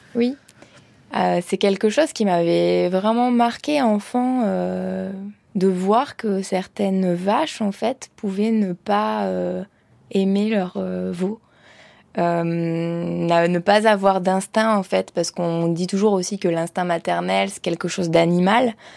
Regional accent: Ardèche, Auvergne-Rhône-Alpes, France; moved away; j'étais partie de l'Ardèche

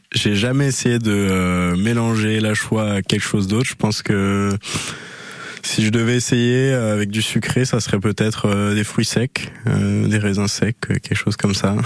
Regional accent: Brittany, France; moved away as an adult; now in Anglet, France; Je viens de Bretagne

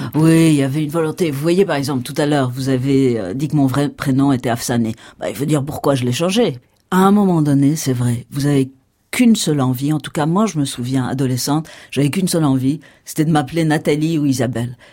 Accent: Iran; now in France; je suis née en Iran. Aujourd'hui, je suis entre les deux cultures.

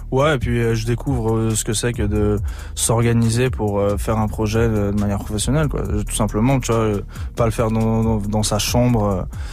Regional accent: Saint-Étienne, Auvergne-Rhône-Alpes, France; je suis originaire de Saint-Etienne

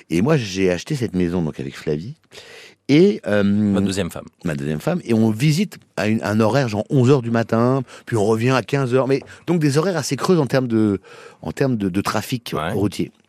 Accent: Boulogne-Billancourt, Île-de-France, France; born there; Je c'est juste la naissance. Je suis né à Boulogne et ensuite.

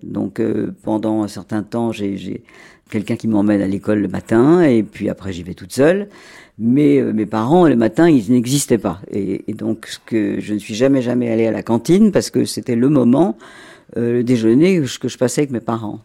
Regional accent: Monaco; je suis né en effet à Monaco parce que mes parents

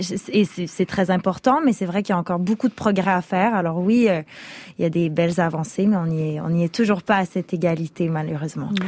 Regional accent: Quebec, Canada; first language French; j'ai grandi au Québec, ma, langue première est le français

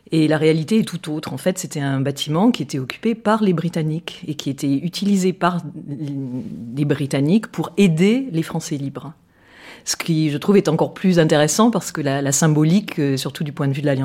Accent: France; now in London, United Kingdom; je suis française. Française. Pure, pure jus.

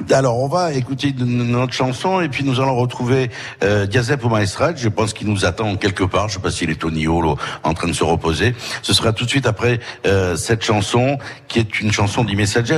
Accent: Corsica, France; chez nous en Corse

